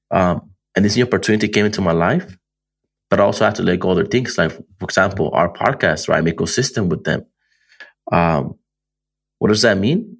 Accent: Antelope Valley, California, United States; Antelope Valley, my hometown

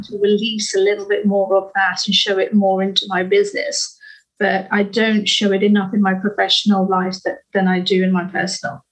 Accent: United Kingdom; we are British

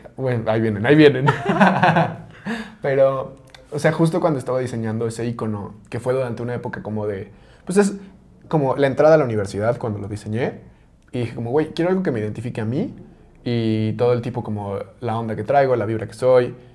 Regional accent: Mexico; como mexicanos tenemos muy arraigados muchos símbolos

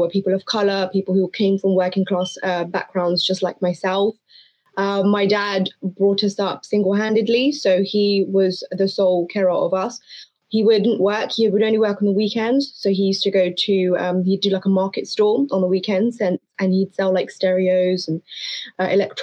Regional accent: London, United Kingdom; born or raised there; first language Hindko; also born or lived in New Delhi, India / Afghanistan (ancestry) / Hayes

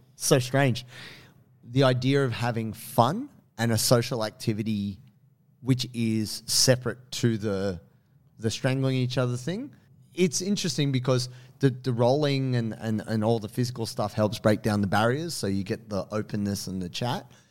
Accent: Blue Mountains, New South Wales, Australia; also born or lived in Sydney (Marrickville), New South Wales; I grew up in the Blue Mountains. I was pretty fortunate that I lived in a very quiet little town.

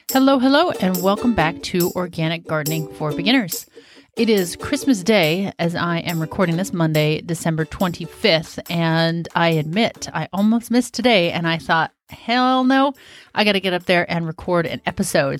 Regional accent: Washington, United States; moved away as an adult; also born or lived in Southern California / South Carolina; now in Western Oregon, United States; I'm from Washington State, which is very similar in climate to where we're at in Oregon.

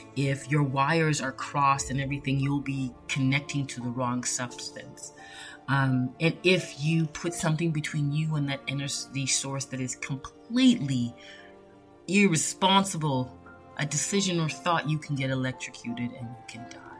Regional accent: Canada; I was born in Canada. I have Jamaican roots

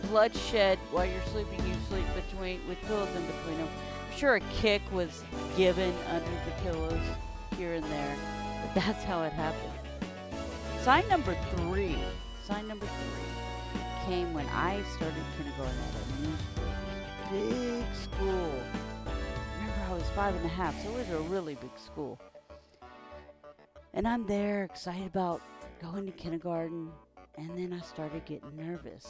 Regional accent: South Louisiana, United States; also born or lived in North Texas; growing up in South Louisiana gave me the most cultural experience of my life

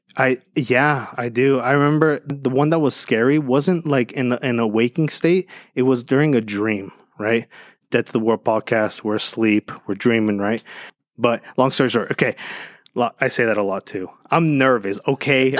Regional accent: Medellín, Antioquia, Colombia; moved away; I'm from Colombia, right? Right, and, like, from the ru, from the, from the streets of Medellin

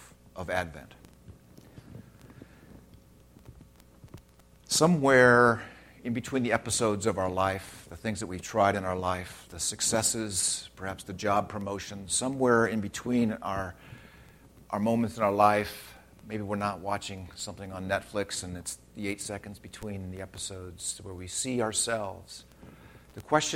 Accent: Redlands, California, United States; I grew up in Redlands. That's my hometown

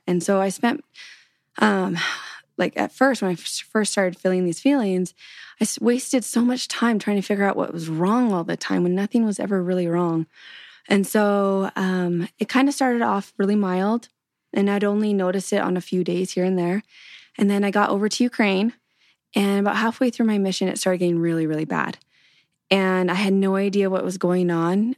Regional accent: Canadian prairies, Canada; So I grew up in Canada on the prairies

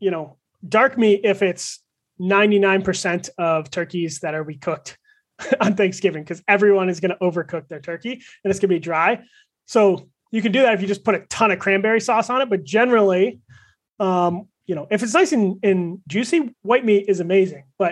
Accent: Michigan, United States; I grew up in Michigan, so I grew up a Lions fan.

